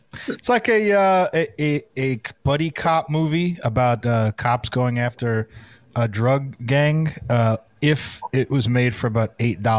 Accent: New York City, New York, United States; we're actually from Brooklyn

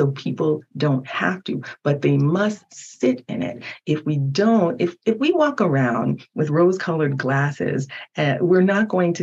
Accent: United States; English is a second language; While I was born in America, I didn't speak English until I was 5

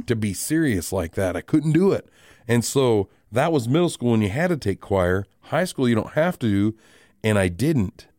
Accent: Rapid City, South Dakota, United States; I am born and raised in Rapid City.

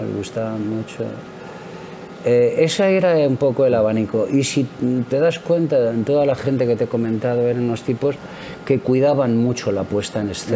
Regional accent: Madrid, Community of Madrid, Spain; Yo soy de Madrid, concretamente de Chamberí

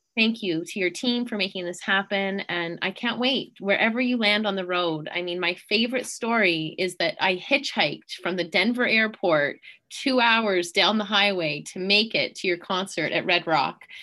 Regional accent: Canada; being a Canadian

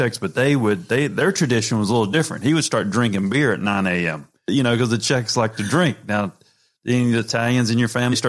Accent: North Carolina, United States; I was the guy, I grew up in North Carolina and show up to the dinners

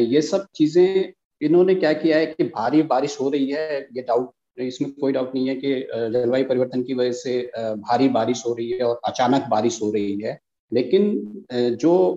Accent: Uttarakhand, India; मैं उत्तराखंड का रहने वाला

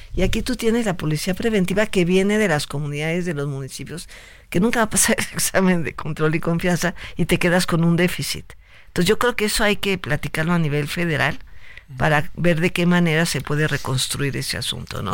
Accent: Tlaltizapán, Morelos, Mexico; also born or lived in Mexico City; nací en la Ciudad de México, pero yo desde los eh, desde el mes de nacida estaba en Tlatizapán

